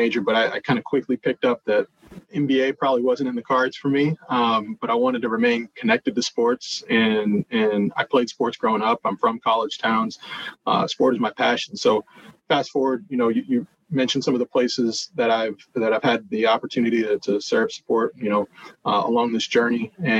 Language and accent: English; Ann Arbor, Michigan, United States; also born or lived in Detroit / Columbus, Ohio; You know, I'm a Midwest guy. So that's actually what led me to Northwestern. You know, I was born in Detroit, raised there for part of my life, raised in Ann Arbor, Michigan, for part of my life